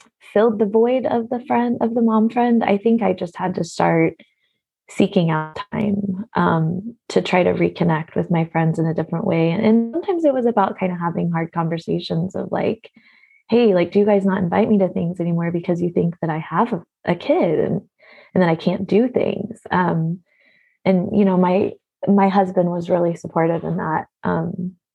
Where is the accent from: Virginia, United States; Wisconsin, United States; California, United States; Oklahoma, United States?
Oklahoma, United States; moved away as an adult; now in Portland, United States; I grew up in Oklahoma